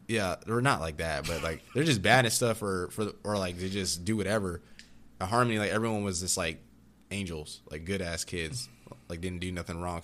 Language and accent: English; Austin, Texas, United States; also born or lived in Virginia Beach, Virginia / Durango; I was born in Virginia Beach, Virginia, but I'm from Austin, Texas